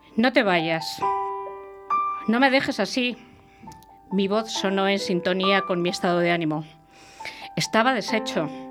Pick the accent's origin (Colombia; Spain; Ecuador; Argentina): Spain; La Rioja; yo soy riojana de nacimiento, siempre lo digo, soy riojana de nacimiento